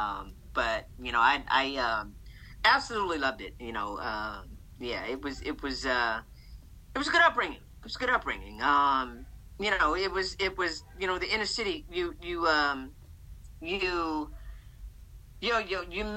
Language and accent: English; Boston, Massachusetts, United States; Born and raised in Boston, Massachusetts